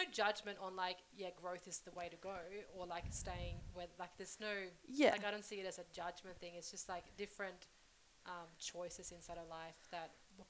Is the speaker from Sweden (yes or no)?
yes; Sweden; moved away; I'm originally from Sweden, I go back to my hometown